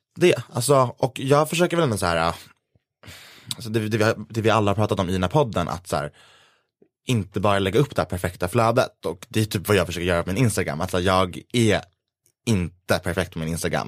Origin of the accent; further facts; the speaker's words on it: Gävle, Gävleborg County, Sweden; min hemstad Gävle